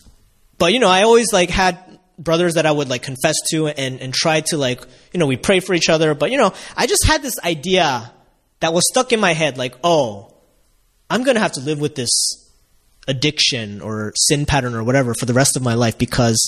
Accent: United States; as a kid growing up in America in the 90s

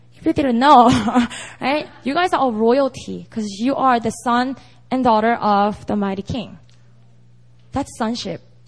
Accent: Busan, South Korea; now in Seoul, South Korea; I actually have a lot of non-believing friends and family members in Busan, which is my hometown

